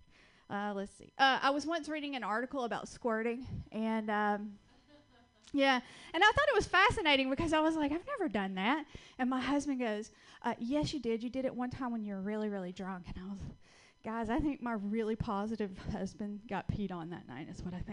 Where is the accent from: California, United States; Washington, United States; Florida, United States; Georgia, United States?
Georgia, United States; accent: Southern (Georgia); moved away as an adult; also born or lived in West Coast; I'm originally from Georgia. That's where I get this wonderful little accent from.